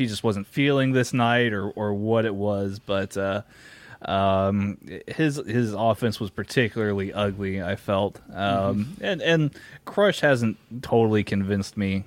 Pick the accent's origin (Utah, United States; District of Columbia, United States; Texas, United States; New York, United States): Texas, United States; my home state, Beaumont, Texas